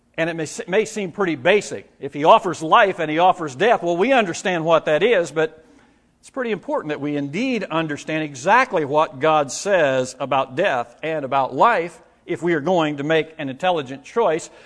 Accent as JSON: {"language": "English", "region": "Indiana", "country": "United States", "tie": "born or raised there", "moved": "yes", "said": "the area where I grew up in Indiana."}